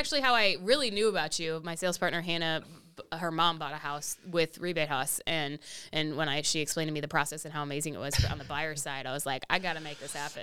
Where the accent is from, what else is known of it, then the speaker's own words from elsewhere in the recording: Austin, Texas, United States; also born or lived in Massachusetts; I basically grew up in Austin my whole life